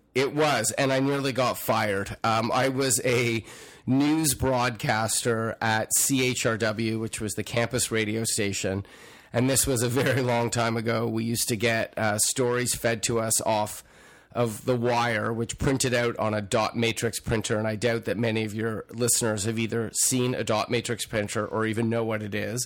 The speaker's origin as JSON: {"language": "English", "town": "Toronto", "region": "Ontario", "country": "Canada", "tie": "born or raised there", "also_born_or_lived": "Montreal, Quebec", "said": "I left when I was two, so I don't have much recollection of that other than good hockey and good bagels. Growing up in Toronto, frankly, was great"}